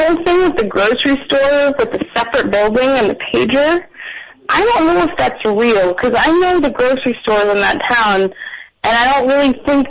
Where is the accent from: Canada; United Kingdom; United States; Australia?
United States; New Jersey; now in Iowa, United States; I'm from Jersey, but I live in Iowa